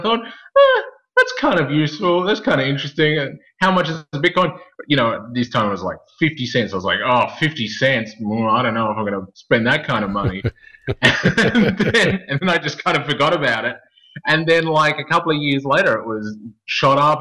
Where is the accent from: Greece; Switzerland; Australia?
Australia; Melbourne, Victoria; now in Gold Coast, Australia; I'm from Melbourne